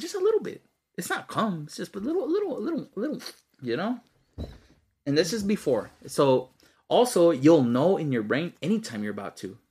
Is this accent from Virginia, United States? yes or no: no; Texas, United States; I'm from Texas, bro, not Alabama